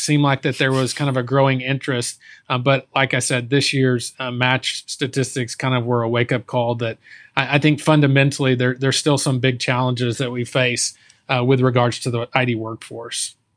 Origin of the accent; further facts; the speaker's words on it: Texas, United States; I, I, was born and raised in Texas